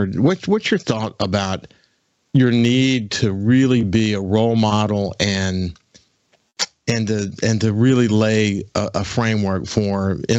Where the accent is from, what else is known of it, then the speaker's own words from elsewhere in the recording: Gulfport, Mississippi, United States; also born or lived in Birmingham, Alabama / Mobile, Alabama / Pensacola, Florida; We moved to Gulfport when I was about four, somewhere in that range. I consider myself a native.